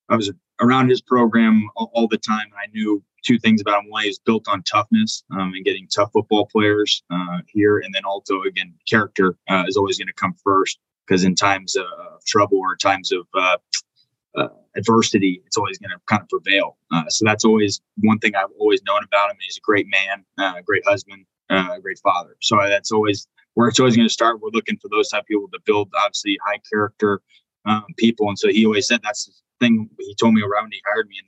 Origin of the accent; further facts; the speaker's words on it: Indiana, United States; Um, and again, I'm from the Midwest originally. I'm from Indiana originally. I moved around. Obviously, I was a coach's kid. I bounced around.